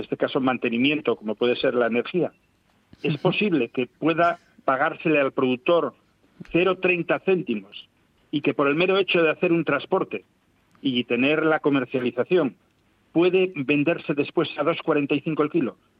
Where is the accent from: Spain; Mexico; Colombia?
Spain; Asturias